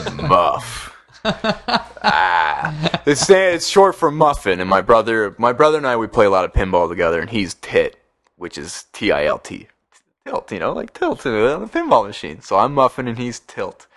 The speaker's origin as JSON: {"language": "English", "town": "Oshawa", "region": "Ontario", "country": "Canada", "said": "I'm from Oshawa"}